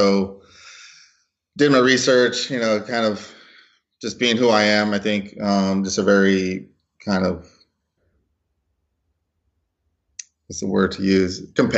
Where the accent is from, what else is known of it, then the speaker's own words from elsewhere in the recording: Los Angeles, California, United States; I kind of went through your standard Hispanic pipeline in Los Angeles. I was born and raised in Los Angeles.